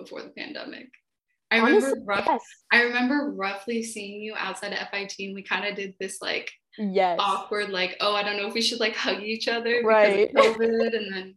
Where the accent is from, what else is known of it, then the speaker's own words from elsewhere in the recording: Bay Area, California, United States; moved away as an adult; also born or lived in Italy; now in New York, United States; I'm from California. I was born and raised in the Bay Area.